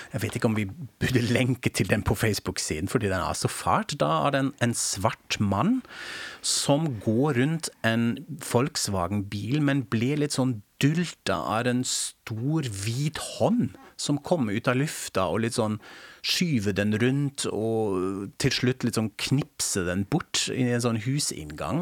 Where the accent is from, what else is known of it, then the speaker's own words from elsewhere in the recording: Germany; now in Norway; jeg er tysk